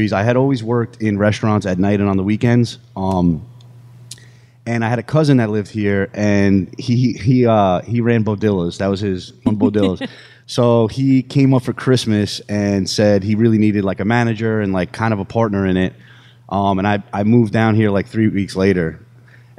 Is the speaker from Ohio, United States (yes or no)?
no; New Rochelle, New York, United States; moved away as an adult; I grew up in New Rochelle, New York. It's right outside of the city.